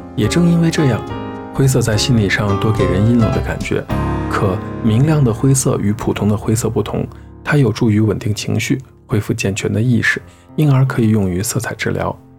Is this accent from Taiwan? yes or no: no; Xi'an, Shaanxi, China; 作为一名西安人